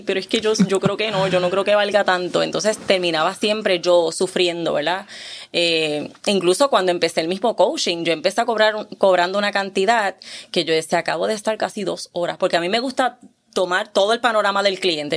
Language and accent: Spanish; Puerto Rico; now in Caguas, Puerto Rico; sigo siendo de Calle, pero estoy viviendo en Caguas